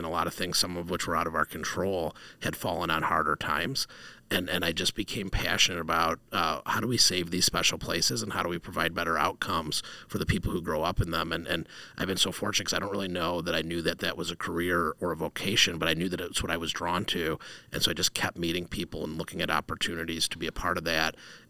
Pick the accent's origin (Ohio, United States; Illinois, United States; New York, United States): Ohio, United States; Sandusky; also born or lived in Cleveland; I grew up in Sandusky, and for someone growing up in Sandusky, Cleveland is sort of this big city.